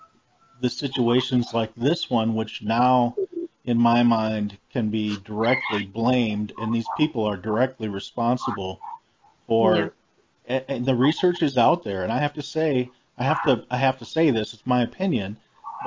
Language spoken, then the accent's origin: English; United States; growing up in the United States